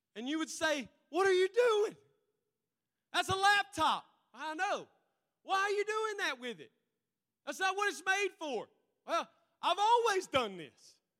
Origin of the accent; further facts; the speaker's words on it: United States; Because we're Americans. Because I'm an American